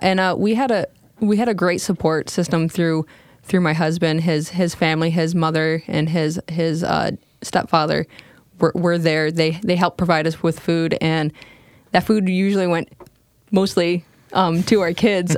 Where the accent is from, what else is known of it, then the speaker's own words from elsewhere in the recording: Michigan, United States; moved away as an adult; I was originally stationed in Charlevoix, Michigan, which wasn't far from my hometown.